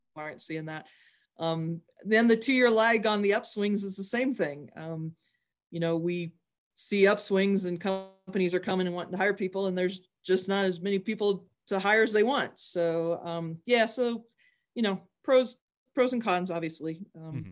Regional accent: Wyoming, United States; I'm from Wyoming

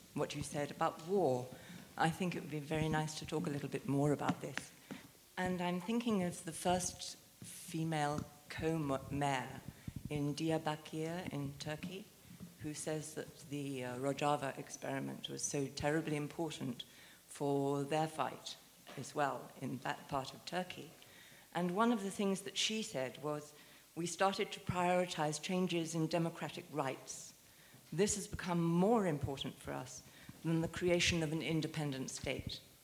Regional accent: United Kingdom; as a British woman

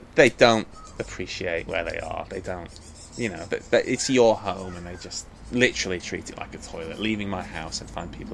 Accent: Blackpool, North West England, United Kingdom; born or raised there; moved away as an adult; also born or lived in Long Island, New York, United States; now in London, United Kingdom

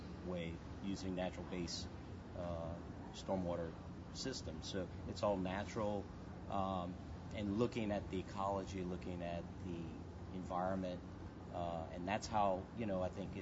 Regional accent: Lafourche Parish, Louisiana, United States; I'm originally from Lafourche Parish, down in the bayous

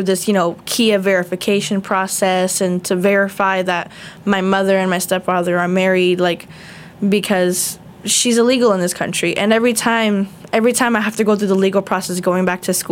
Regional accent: South Florida, United States; I was born in Hollywood, Florida, but I was raised all over South Florida

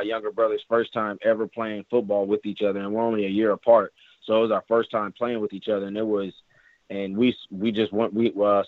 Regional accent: Pasadena, California, United States; I am from Pasadena, California

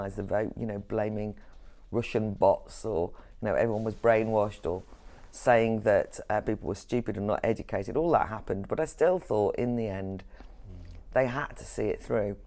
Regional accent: Wales, United Kingdom; moved away; I'm from Wales originally, but I'm also from an Irish background

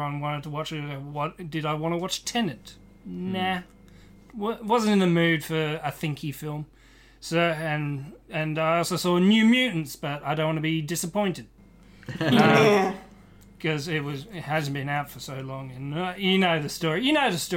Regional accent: Australia; I'm Australian

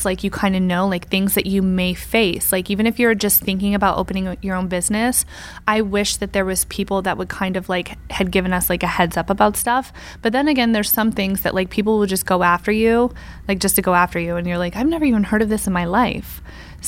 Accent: upstate New York, United States; I'm from like the country in upstate New York.

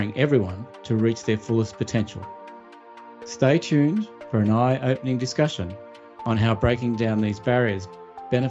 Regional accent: Australia; born or raised there

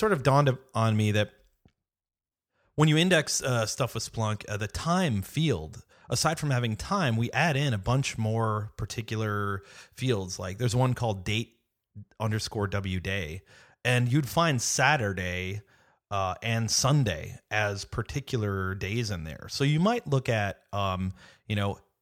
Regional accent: Wisconsin, United States; moved away; I grew up in Wisconsin

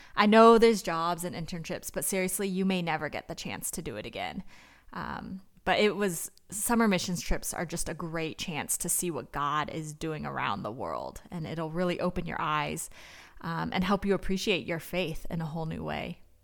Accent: Northern California, United States; I'm from Northern California, and I grew up going to a church

